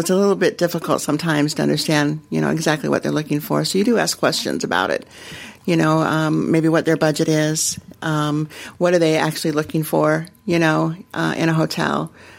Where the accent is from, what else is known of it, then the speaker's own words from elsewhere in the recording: Denver, Colorado, United States; I am from Denver